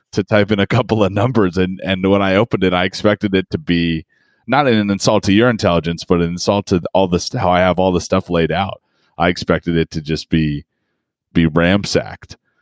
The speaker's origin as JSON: {"language": "English", "region": "Colorado", "country": "United States", "tie": "born or raised there", "moved": "yes", "said": "I lived 15 years in Colorado"}